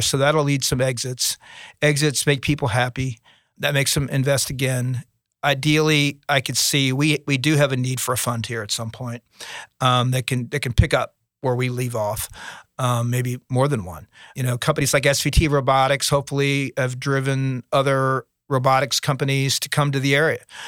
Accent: Cincinnati, Ohio, United States; now in Hampton Roads, Virginia, United States; I'm from Cincinnati

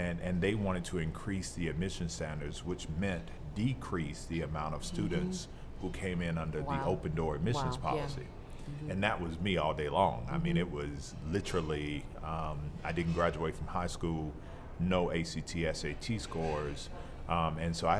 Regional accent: Florida, United States; the state of Florida, which is also my hometown

